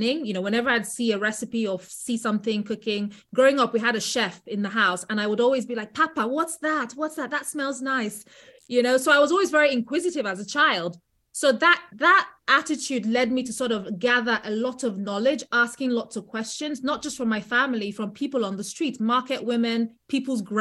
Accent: England, United Kingdom; being English

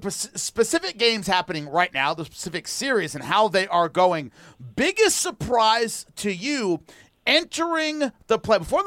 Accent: Southern California, United States; I'm from Southern California

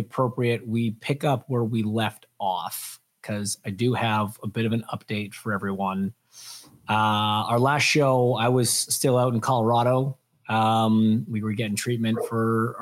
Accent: Canada; we're recording on what we call Boxing Day up in Canada

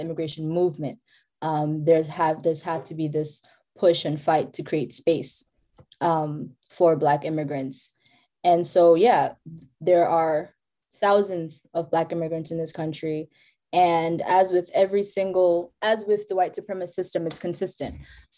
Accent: South Africa; South Africa.

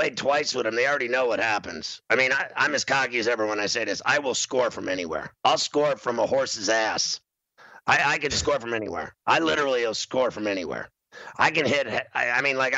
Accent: Pittsburgh, Pennsylvania, United States; I grew up in Pittsburgh. I lived my whole life in Pittsburgh.

